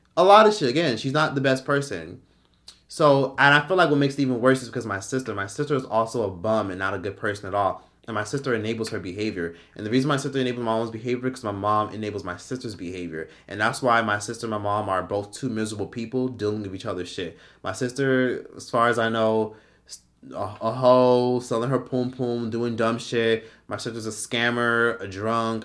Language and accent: English; Miami, Florida, United States; we're all from Miami, we from Miami